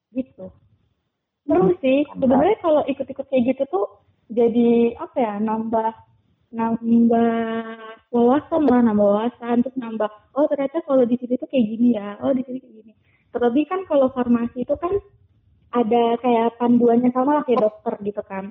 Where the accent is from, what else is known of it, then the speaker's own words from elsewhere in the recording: Indonesia; kami dari Indonesia